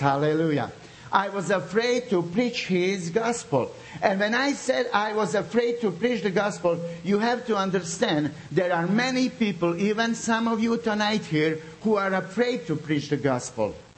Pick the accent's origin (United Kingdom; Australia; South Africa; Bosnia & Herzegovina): Bosnia & Herzegovina; Srebrenica, Republika Srpska; English is a second language; now in Zagreb, Croatia; I come from Bosnia, from the city of Srebrenica.